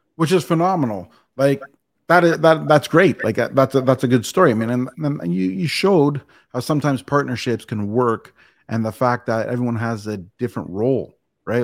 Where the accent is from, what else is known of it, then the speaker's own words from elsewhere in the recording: Canada; I'm Canadian